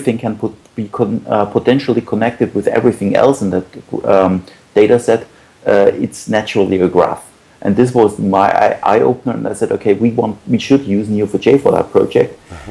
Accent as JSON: {"language": "English", "town": "Munich", "region": "Bavaria", "country": "Germany", "said": "I'm from Munich in Germany."}